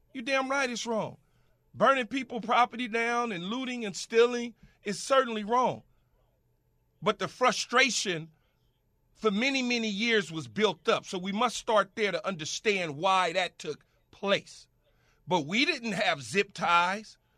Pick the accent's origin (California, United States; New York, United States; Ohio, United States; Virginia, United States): California, United States; Los Angeles; growing up in South Central Los Angeles